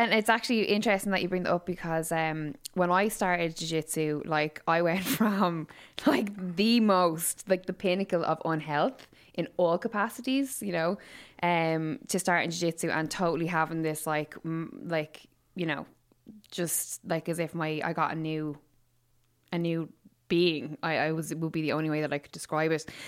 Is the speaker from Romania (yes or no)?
no; Waterford, Munster, Ireland; now in Dublin, Ireland; I'm obviously from Waterford, so I've lived here for, like, what, sixteen years